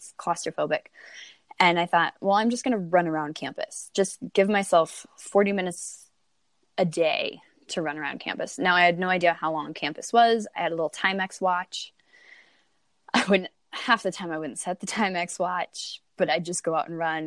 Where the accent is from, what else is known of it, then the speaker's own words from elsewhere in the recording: Eastern Plains, Colorado, United States; I grew up actually out east in Colorado, the Eastern Plains